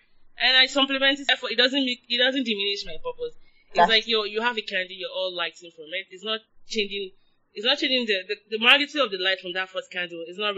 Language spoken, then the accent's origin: English; Nigeria; now in United States; I'm still Nigerian.